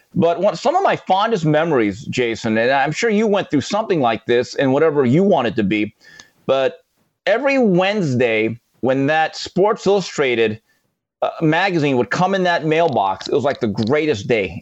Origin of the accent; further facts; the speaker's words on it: Valencia, California, United States; also born or lived in Seoul, South Korea / Los Angeles, California; my mom and dad moved us to Valencia, California, which is about an hour from Los Angeles, a very white, upper middle class suburb in Southern California